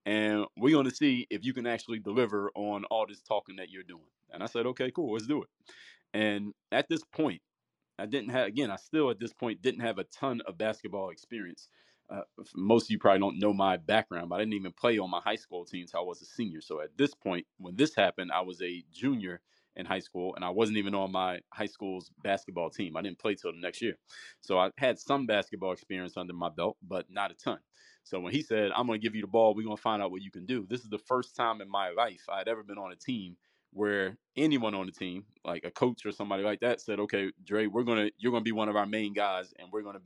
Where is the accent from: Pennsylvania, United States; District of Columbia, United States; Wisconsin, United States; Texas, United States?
Pennsylvania, United States; Philadelphia; I'm from Mount Airy in Philadelphia